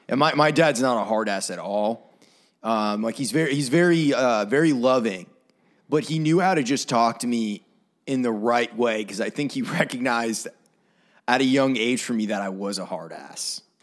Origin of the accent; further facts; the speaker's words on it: Maine, United States; moved away as an adult; now in Nashville, United States; I had some really, really awesome mentors growing up in Maine